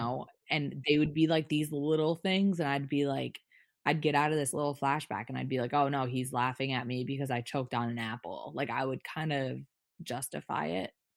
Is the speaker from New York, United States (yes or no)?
yes; New York, United States; I grew up in New York